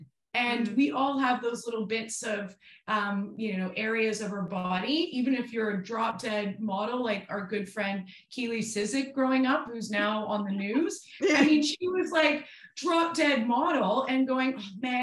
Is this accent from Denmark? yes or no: no; Canada; moved away as an adult; now in Australia; I've lived out here for 10 years. I'm still so Canadian.